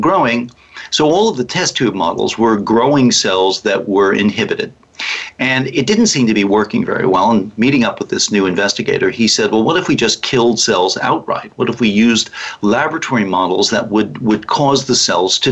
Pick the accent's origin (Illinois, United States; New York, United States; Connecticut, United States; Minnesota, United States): Connecticut, United States; also born or lived in Canada; now in California, United States; I'm a native of Connecticut